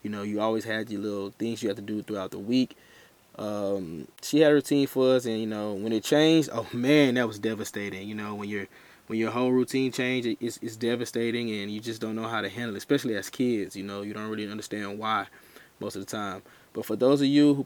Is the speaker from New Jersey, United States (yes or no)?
no; Houston, Texas, United States; from Houston, Texas